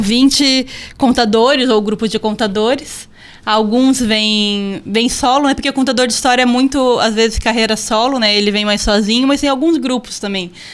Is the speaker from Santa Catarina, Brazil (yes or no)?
yes; Joinville, Santa Catarina, Brazil; also born or lived in Paraná; E aí eu voltei para minha cidade, eu sou joinvilense, voltei para cá